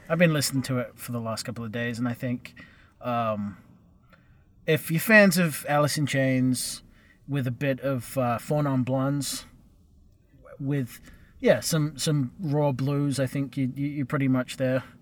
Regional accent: England, United Kingdom; now in United States; I'm sensitive to that because I'm from England and I've come over here and I'm working on my third accent now.

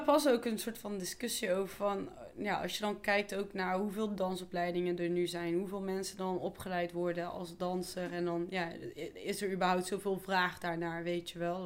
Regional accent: 's-Hertogenbosch, North Brabant, Netherlands; ik kom dus echt van Maaspoort, hier in Den Bosch

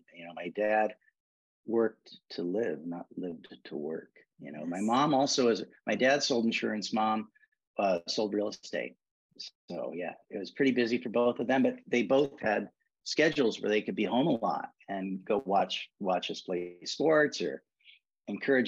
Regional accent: Spokane, Washington, United States; now in Montana, United States; I grew up in Spokane, Washington, actually the north part of Spokane outside of the city limits

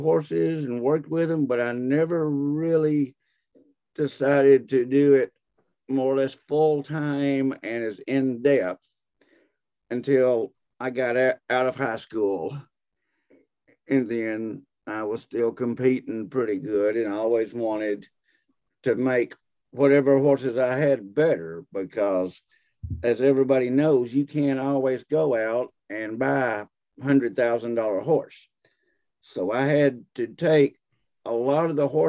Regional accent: Texas, United States; moved away as an adult; now in Fayetteville, Tennessee, United States; I grew up in Texas

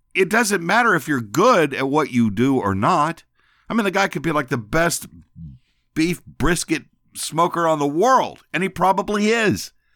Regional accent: San Antonio, Texas, United States; now in Memphis, United States; where I grew up was in San Antonio

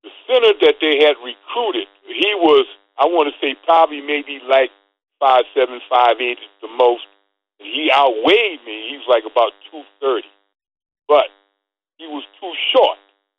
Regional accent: Hartford, Connecticut, United States; moved away as an adult; I was from Hartford, Connecticut.

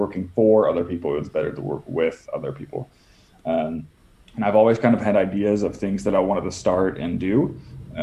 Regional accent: Netherlands; moved away as an adult; also born or lived in United States; I was born and raised in the Netherlands, moved to the States for about a decade

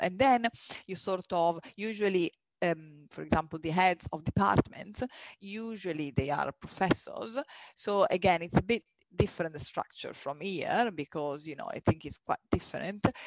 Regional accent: near Milan, Lombardy, Italy; moved away as an adult; My hometown is really next to Milan, so it's a two hours flight.

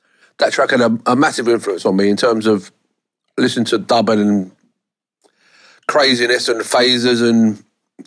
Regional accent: London, United Kingdom; I was born in Hackney and I still live in Hackney

